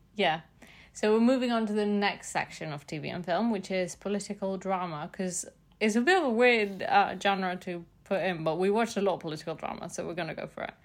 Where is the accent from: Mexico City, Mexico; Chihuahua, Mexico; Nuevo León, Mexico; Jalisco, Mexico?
Mexico City, Mexico; I'm from Mexico City